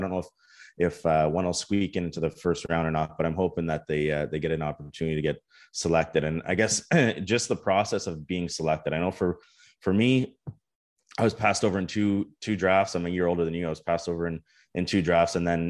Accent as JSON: {"language": "English", "country": "Canada"}